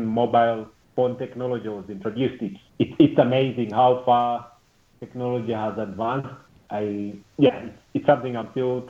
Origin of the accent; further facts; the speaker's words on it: Rwanda; also born or lived in Uganda; I was born outside Rwanda. I was born in Uganda. First time I came to Rwanda was in 1996. And that's when my parents moved back from Uganda to live in Rwanda. I went to school in Rwanda.